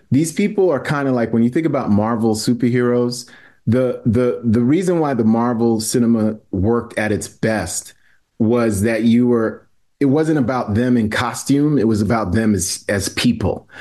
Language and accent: English; New York City, New York, United States; I'm born and raised in New York City, but both of my parents were, were from, um, Haiti.